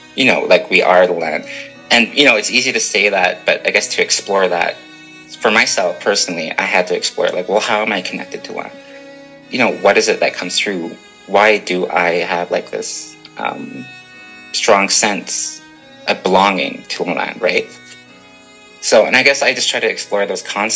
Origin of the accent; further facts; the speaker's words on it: Canada; I am a Canadian